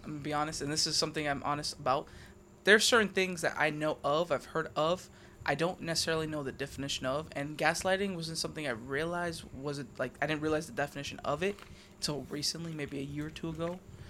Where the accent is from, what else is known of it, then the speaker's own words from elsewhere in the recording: Hawaii, United States; oh, yeah, what type of Spanish are you? And I told them, I'm like, yeah, I'm Hawaiian.